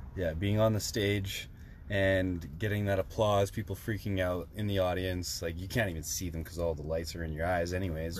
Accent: Saskatoon, Saskatchewan, Canada; in Saskatoon, in my hometown

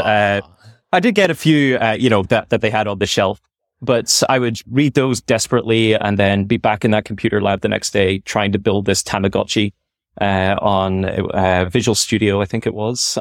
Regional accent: Belfast, Northern Ireland, United Kingdom; moved away as an adult; also born or lived in Scotland / United States; now in Silicon Valley, United States; in Belfast, I grew up in North Road, uh, in Belfast

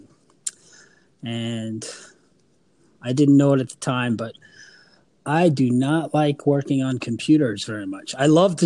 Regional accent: Alaska, United States; also born or lived in New Orleans, Louisiana; I was born in New Orleans. I was raised in Alaska.

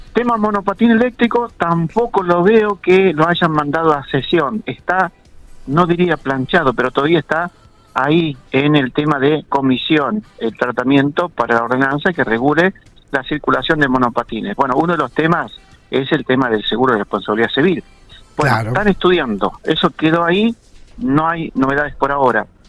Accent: General Pico, La Pampa, Argentina; somos acá de Pico

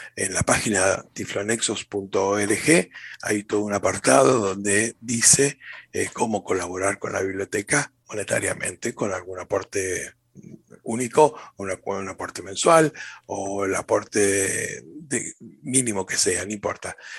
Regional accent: Argentina; en Argentina, desde las cataratas del Iguazú, en el norte de nuestro país

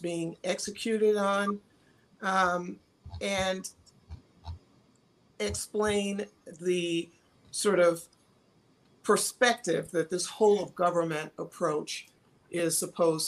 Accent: Michigan, United States; we're both from Michigan

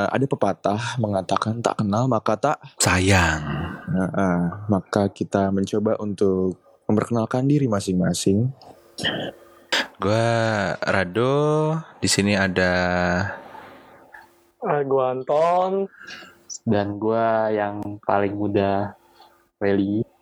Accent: Blitar, East Java, Indonesia; lagi jalan-jalan kalau nggak salah ngelewatin kampung gue di Blitar

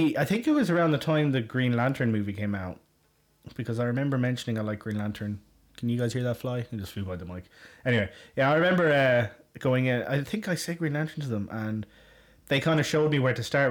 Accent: Galway, Connacht, Ireland; moved away as an adult; now in Westmeath, Ireland; I grew up in Galway in Ireland.

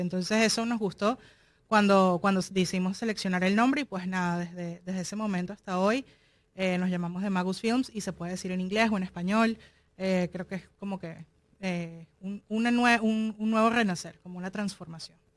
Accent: Caracas, Capital District, Venezuela; now in Miami, United States; soy de Caracas

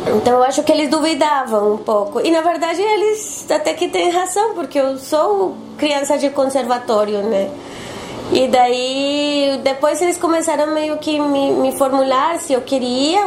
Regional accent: Bogotá, Colombia; Portuguese is a second language; moved away as an adult; also born or lived in Bucaramanga / Salvador / São Paulo; now in Porto Alegre, Brazil; eu sou de Bogotá. Nasci numa cidade que se chama Bucaramanga, mas é, me criei e, e, morei sempre em, Bogotá.

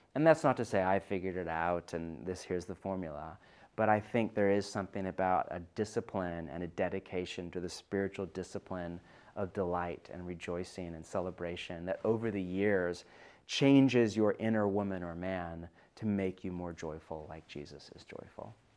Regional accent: California, United States; now in Pacific Northwest, United States; I'm from California originally

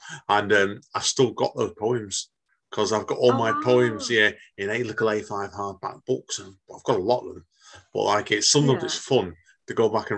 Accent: Urmston, North West England, United Kingdom; I grew up in this area.

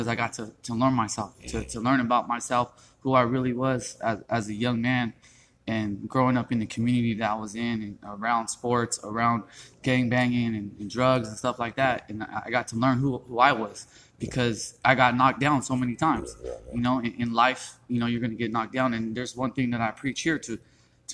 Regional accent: Stockton, California, United States; also born or lived in Manteca, California; I'm from the South Side. You know, I always tell everybody South Side, you know, born and raised on the South Side, grew up in Manteca a little bit, went to school out there as well

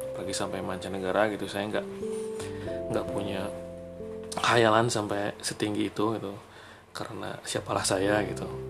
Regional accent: Bandung, West Java, Indonesia; saya asli dari Bandung

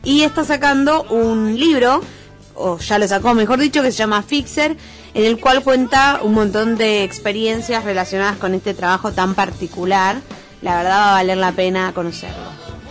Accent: Buenos Aires, Argentina; yo soy de Buenos Aires, estoy apurado aunque no tenga un motivo

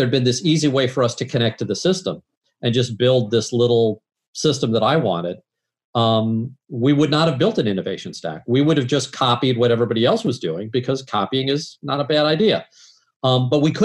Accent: St. Louis, Missouri, United States; We're both from St. Louis

